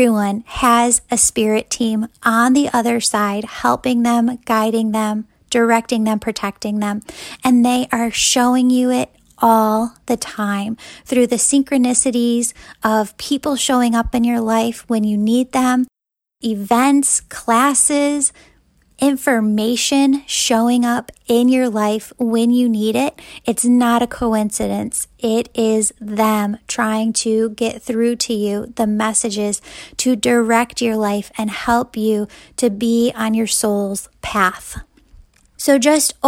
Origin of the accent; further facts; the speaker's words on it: Wheaton, Illinois, United States; my hometown of Wheaton, Illinois